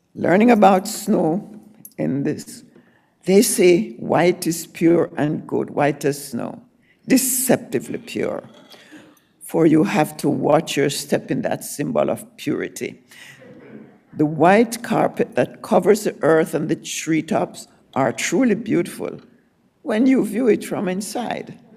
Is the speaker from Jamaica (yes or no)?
yes; Jamaica; moved away; I was born in Jamaica, and I said, there are many crossroads in my Jamaican life